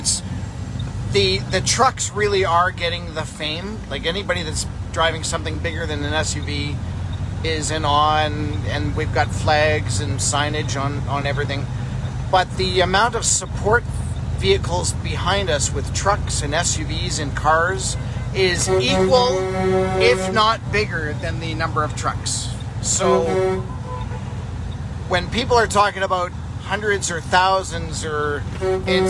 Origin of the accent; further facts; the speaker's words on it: Winnipeg, Manitoba, Canada; I grew up in Winnipeg